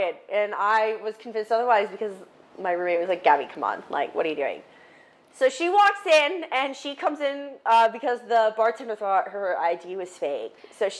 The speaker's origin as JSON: {"language": "English", "region": "Delaware", "country": "United States", "tie": "born there", "lives_now": "Tampa, United States", "said": "I was born in Delaware, but I've lived all over."}